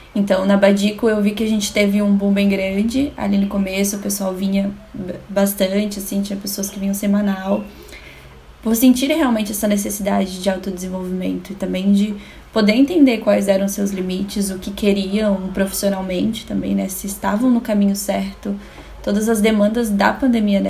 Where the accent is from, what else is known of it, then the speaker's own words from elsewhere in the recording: Florianópolis, Santa Catarina, Brazil; sou de Floripa, sou do Brasil aqui